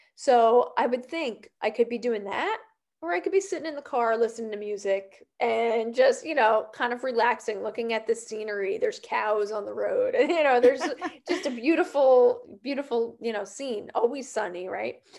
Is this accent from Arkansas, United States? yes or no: no; New Jersey, United States; I grew up um I grew up in New Jersey and still live here